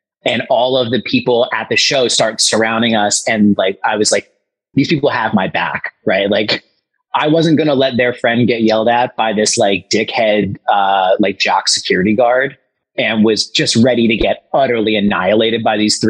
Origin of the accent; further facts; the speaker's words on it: Philadelphia, Pennsylvania, United States; we're from Philly.